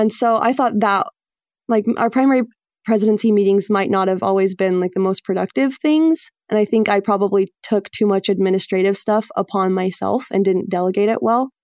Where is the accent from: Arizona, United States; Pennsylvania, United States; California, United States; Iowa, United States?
Arizona, United States; Mesa; moved away as an adult; also born or lived in Utah / Buffalo, New York; now in Boston, United States; I grew up in Arizona, Mesa, Arizona, which is kind of like a mini Utah